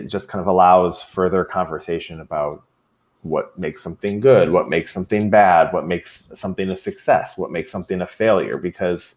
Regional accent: Troy, Michigan, United States; I grew up in Troy.

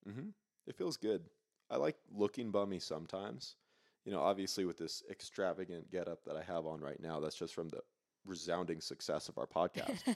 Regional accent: Granite Bay, California, United States; moved away as an adult; now in Truckee, United States; I'm from small, white, safe suburbia, Granite Bay

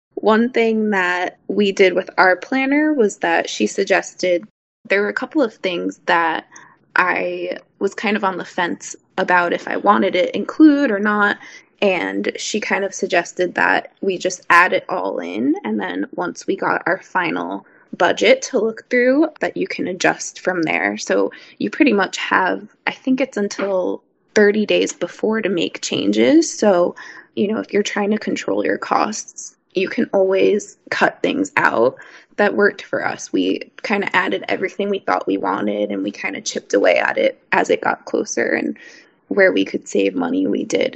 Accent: New York, United States; I'm from New York

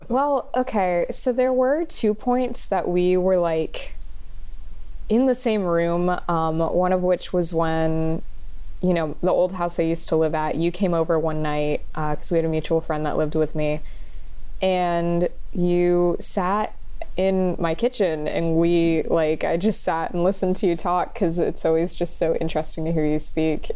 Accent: Kissimmee, Florida, United States; I am a filmmaker from Kissimmee, Florida

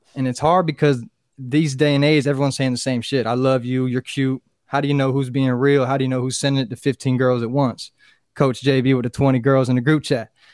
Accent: Fort Pierce, Florida, United States; born or raised there

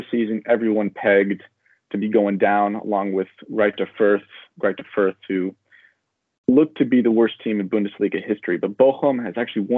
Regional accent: San Francisco, California, United States; I'm from San Francisco, California

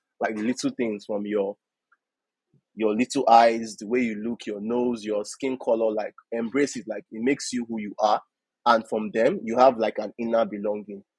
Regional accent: Nigeria; my culture, about what it means to be a Nigerian

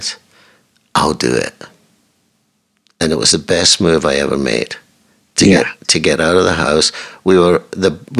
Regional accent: Scotland, United Kingdom; I'm Scottish. And I'm Scottish

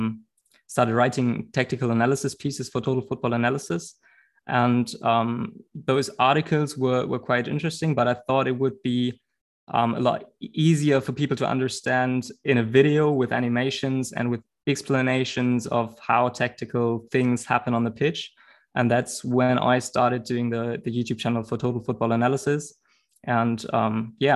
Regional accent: Bremen, Germany; I was born in Bremen

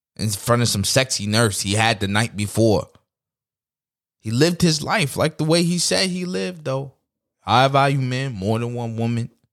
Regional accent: New York City, New York, United States; I'm from New York City

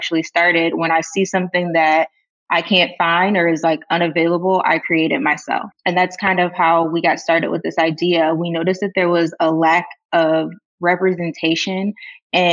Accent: Chesterfield, Michigan, United States; I lived growing up in Chesterfield, Michigan, which is about 45 minutes away from the city of Detroit.

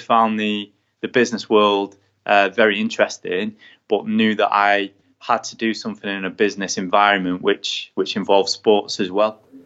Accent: England, United Kingdom; being an English man in America

